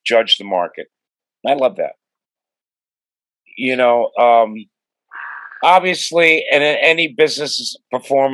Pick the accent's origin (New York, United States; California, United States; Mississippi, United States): New York, United States; moved away as an adult; also born or lived in Los Angeles, United States; I have a unique background where I grew up in New York. I was a DJ in the top New York clubs in the 70s.